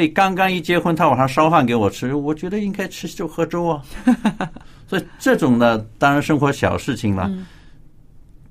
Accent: China; 我们中国人

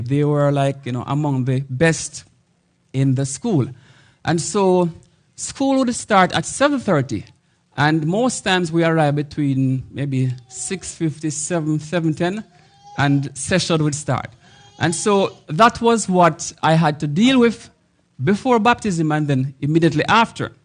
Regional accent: Jamaica; So I am from Jamaica, which is dubbed the homeland of reggae music.

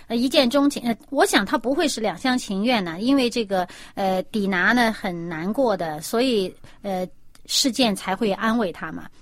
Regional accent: China; 我们中国人

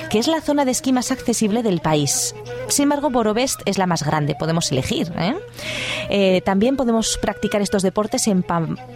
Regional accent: Huesca, Aragon, Spain; Pues mira que yo de donde vengo, de Huesca, ahí tenemos unas pistas de esquí

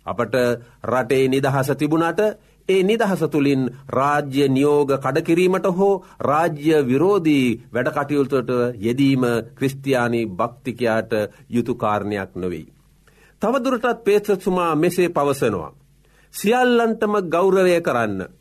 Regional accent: Sri Lanka; අප උපන් රට අපි මැරෙන රට ශ්‍රී ලංකාවයි.

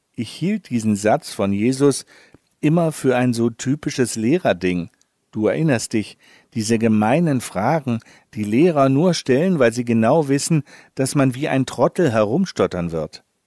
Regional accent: Northern Germany, Germany; als Norddeutscher muss ich darauf pochen

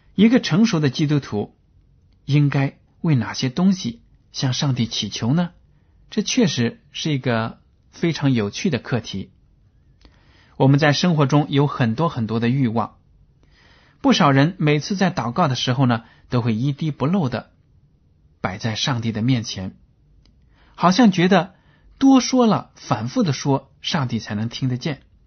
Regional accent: China; 我们中国人呢，对“关系”这两个字是非常地有心得的

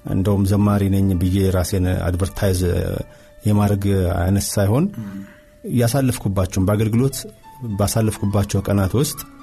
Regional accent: Addis Ababa, Ethiopia; የተወለድኩት እዚሁ አዲስ አበባ አዲሱ ቄራ በሚባለው አካባቢ ነው ተወልጅ ያደግኩት

